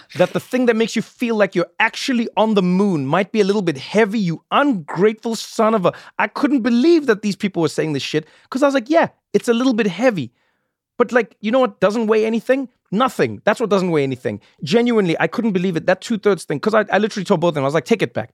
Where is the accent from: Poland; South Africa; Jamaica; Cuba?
South Africa; moved away; When I was a child growing up in South Africa